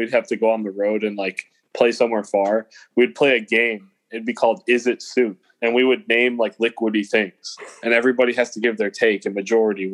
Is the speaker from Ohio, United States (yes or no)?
no; Northwest Indiana, United States; I'm from Northwest Indiana